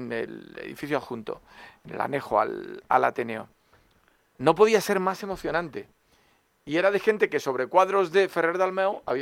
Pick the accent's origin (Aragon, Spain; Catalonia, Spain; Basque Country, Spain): Aragon, Spain; Castillo de Lerés, Jaca; moved away; toda mi familia es del Alto Aragón. Yo viví mi infancia en el Castillo de Lerés, estudié en Escolapios de Jaca un año.